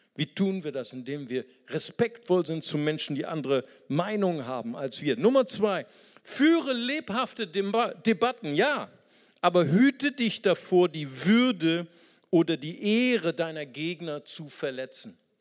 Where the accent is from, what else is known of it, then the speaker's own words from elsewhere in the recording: Brazil; now in Germany; ich bin auch aus Brasilien